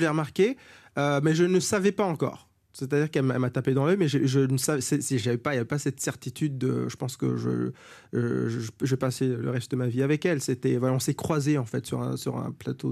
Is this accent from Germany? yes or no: yes; Germany; moved away; sur mon certificat de naissance euh, allemand, puisque je suis né en Allemagne